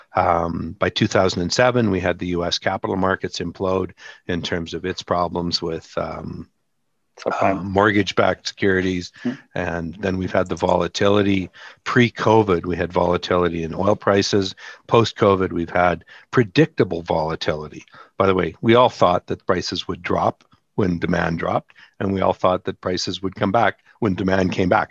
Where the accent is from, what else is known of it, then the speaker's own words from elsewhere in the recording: Canada; I'm Canadian